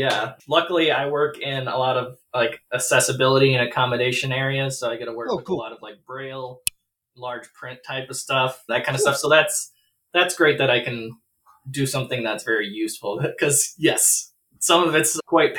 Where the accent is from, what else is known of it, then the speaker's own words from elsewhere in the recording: Minneapolis–Saint Paul, Minnesota, United States; I'm from the Twin Cities, been in Minnesota my whole life